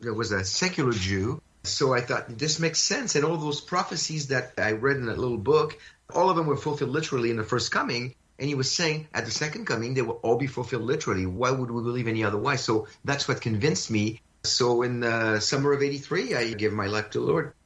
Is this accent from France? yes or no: yes; France; I was born in France of a Jewish family